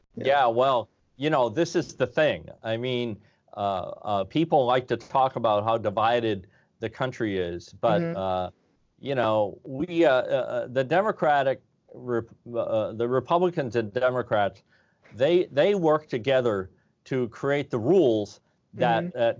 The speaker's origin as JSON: {"language": "English", "region": "Vermont", "country": "United States", "also_born_or_lived": "San Diego", "said": "I'm from Vermont."}